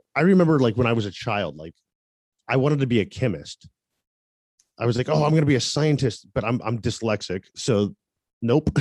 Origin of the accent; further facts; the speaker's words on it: Tampa, Florida, United States; moved away as an adult; also born or lived in Seattle, Washington; I'm originally from Tampa, Florida.